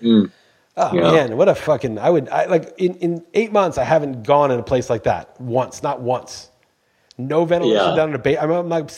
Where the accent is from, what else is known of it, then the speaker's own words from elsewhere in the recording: New York, United States; moved away as an adult; now in Portugal; I'm from New York